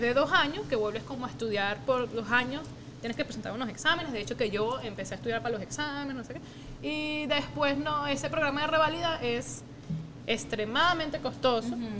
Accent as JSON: {"language": "Spanish", "area": "Margarita", "region": "Nueva Esparta", "country": "Venezuela", "tie": "born or raised there", "also_born_or_lived": "Caracas", "said": "nosotros nos criamos en, nuestra juventud adolescencia fue Margarita. Entonces, obviamente, Margarita, claro, nosotros nacimos en Caracas, pero de chiquitica nuestra familia paterna se mudó a Margarita"}